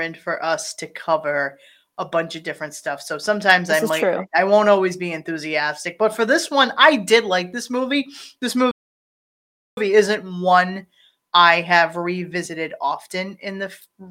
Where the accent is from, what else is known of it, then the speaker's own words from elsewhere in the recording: Rhode Island, United States; we are from Rhode Island